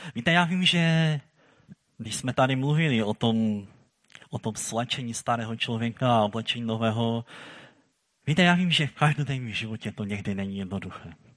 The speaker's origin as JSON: {"language": "Czech", "region": "Silesia", "country": "Czechia", "said": "my tady u nás na Slezsku"}